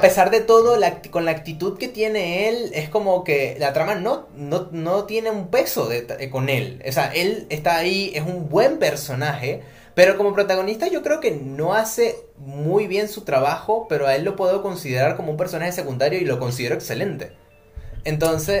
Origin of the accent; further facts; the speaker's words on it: Venezuela; moved away as an adult; now in Buenos Aires, Argentina; vengo de Venezuela